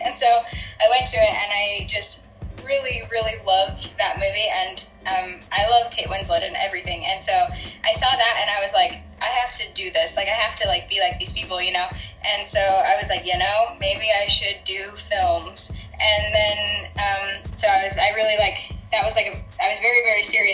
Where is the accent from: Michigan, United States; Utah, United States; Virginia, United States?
Utah, United States; Salt Lake City; I'm from Salt Lake City